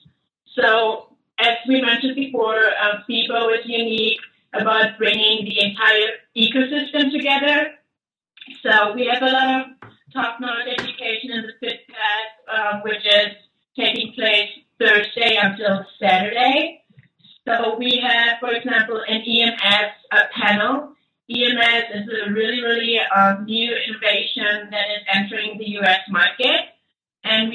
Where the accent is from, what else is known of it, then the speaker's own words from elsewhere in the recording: Germany; moved away as an adult; now in United States; As you can tell, I'm from Germany